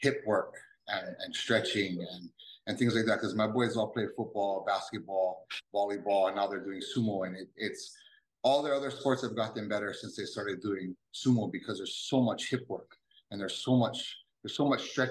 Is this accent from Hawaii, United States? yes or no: yes; Kailua, Hawaii, United States; I grew up in Kailua and we played football, basketball, and baseball our whole lives